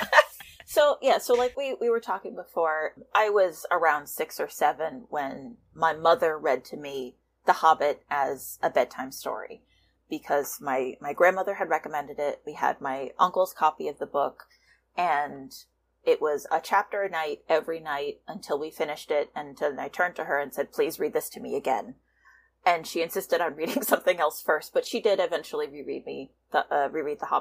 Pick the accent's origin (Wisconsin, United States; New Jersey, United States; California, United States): New Jersey, United States; New York tri-state area; I'm from the New York tri-state area. I was born within spitting distance of Manhattan in New Jersey.